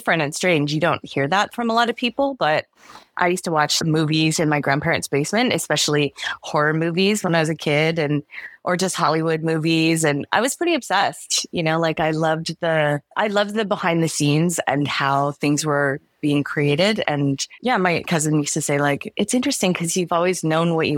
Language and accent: English; Vancouver, British Columbia, Canada; also born or lived in Hawaii; I grew up in Vancouver